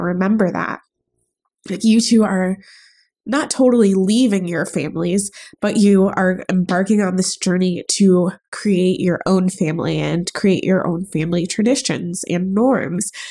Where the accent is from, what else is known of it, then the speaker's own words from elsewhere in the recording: United States; also born or lived in Chicago; I'm born and raised in the United States of America